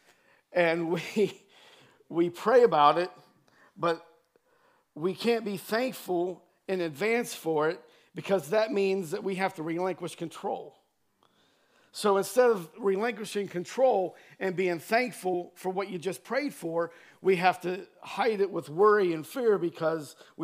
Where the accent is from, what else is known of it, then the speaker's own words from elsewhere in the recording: Cambridge, Ohio, United States; moved away; my hometown in Cambridge, Ohio